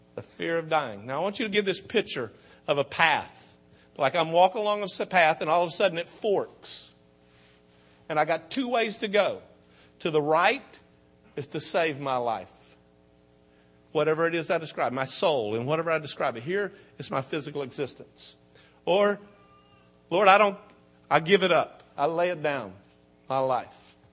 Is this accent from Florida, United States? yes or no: yes; Okeechobee, Florida, United States; accent: country; we're from Okeechobee